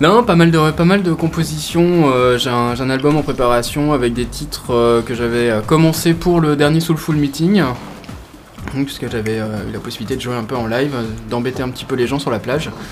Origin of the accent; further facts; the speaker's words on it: Rennes, Brittany, France; moved away; je, suis originaire de Rennes